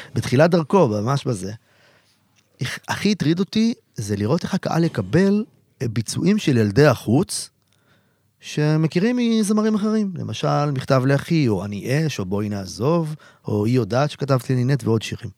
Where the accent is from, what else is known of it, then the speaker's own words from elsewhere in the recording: a kibbutz near Haifa, Haifa District, Israel; moved away as an adult; also born or lived in Tel Aviv; הייתי נוסע מהקיבוץ שלי, שנמצא לא רחוק מחיפה